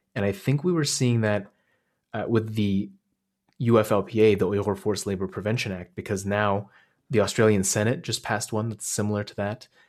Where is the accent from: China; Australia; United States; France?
China; Hotan, Xinjiang; now in Canada; my hometown, Joten, which is this oasis city in the, kinda like right on the edge of the desert.